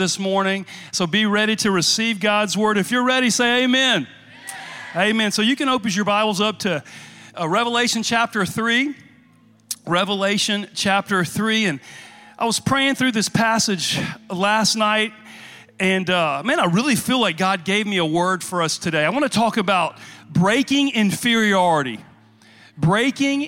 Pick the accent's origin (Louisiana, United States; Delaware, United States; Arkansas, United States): Louisiana, United States; I'm from Louisiana